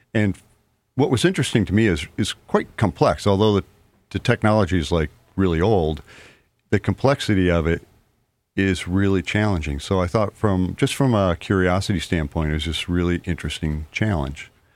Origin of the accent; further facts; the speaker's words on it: Liverpool, New York, United States; moved away as an adult; also born or lived in San Francisco Bay Area, California; now in Mystic, United States; I grew up in Liverpool outside of Syracuse